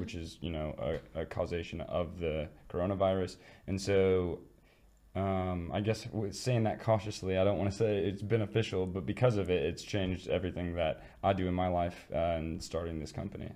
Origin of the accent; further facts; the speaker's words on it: Midwest, United States; moved away; I come from the Midwest, and we're known for being like welcoming and inviting and kind